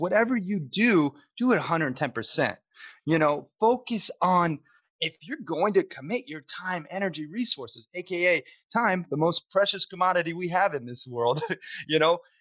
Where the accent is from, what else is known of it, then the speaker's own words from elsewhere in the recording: Montana, United States; also born or lived in Sarasota, Florida; I grew up half in Montana playing cowboy, you know, fishing, hunting, camping every chance I could, and then half in Sarasota, Florida, surf and skate and being a little, you know, beach bum